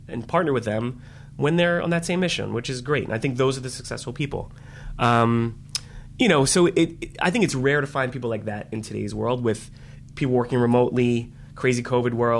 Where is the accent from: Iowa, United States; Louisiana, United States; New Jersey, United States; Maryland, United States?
Maryland, United States; Baltimore; I grew up in the Baltimore area